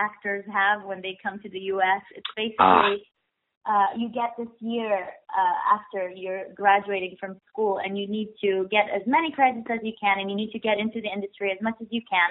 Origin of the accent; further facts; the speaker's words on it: Tel Aviv, Tel Aviv District, Israel; moved away as an adult; now in New York, United States; I moved here from Tel Aviv, Israel, 3 years ago.